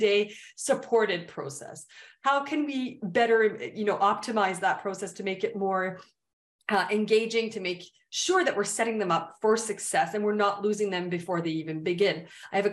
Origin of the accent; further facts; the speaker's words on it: Canada; I'm Canadian